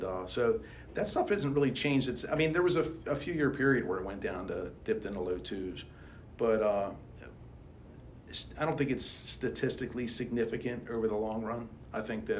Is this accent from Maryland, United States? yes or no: yes; Baltimore, Maryland, United States; accent: Baltimore; my Baltimore accent